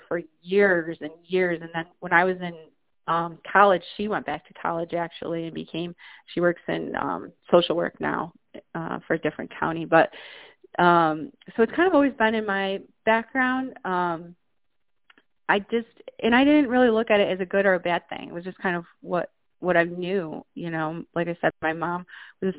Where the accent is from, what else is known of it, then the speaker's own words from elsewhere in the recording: upstate New York, United States; this is my hometown area where I am now